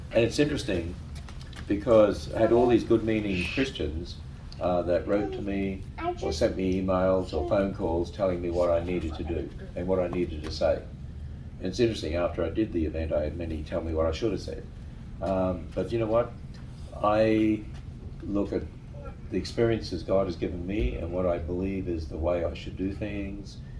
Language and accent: English; Australia; I'm an Australian